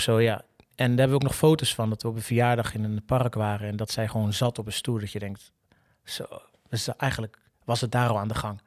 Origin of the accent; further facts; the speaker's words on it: Rotterdam, South Holland, Netherlands; zeiden we allebei, ja, gewoon Rotterdam